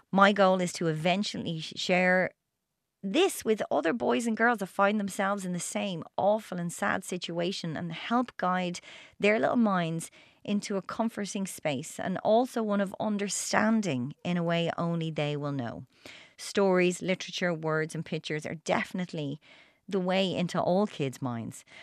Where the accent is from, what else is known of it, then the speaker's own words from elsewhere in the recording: Limerick, Munster, Ireland; I'm from Limerick.